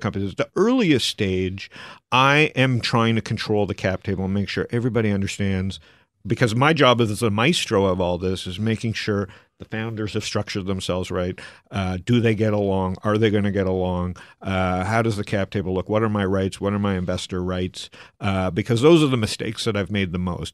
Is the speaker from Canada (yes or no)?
yes; Canada; also born or lived in Arizona; now in United States; as a Canadian in America